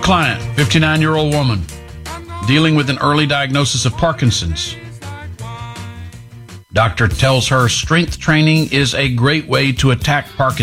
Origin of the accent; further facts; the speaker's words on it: Orangefield, Texas, United States; when I was growing up in Orangefield being 3A, we'd come over to Houston